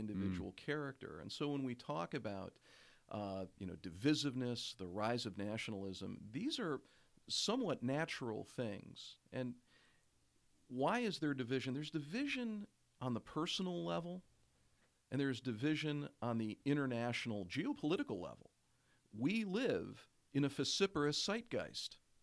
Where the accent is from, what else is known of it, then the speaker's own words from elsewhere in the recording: Oshkosh, Wisconsin, United States; when I was growing up in Oshkosh, Wisconsin, suburban north of Oshkosh, Wisconsin.